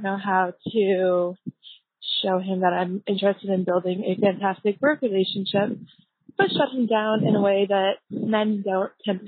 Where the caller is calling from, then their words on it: Toronto, Ontario, Canada; I'm calling you from Toronto, Canada.